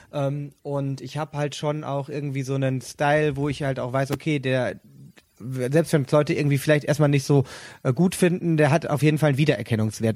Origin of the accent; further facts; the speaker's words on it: Sauerland, North Rhine-Westphalia, Germany; now in Cologne, Germany; ich dann halt als Sauerländer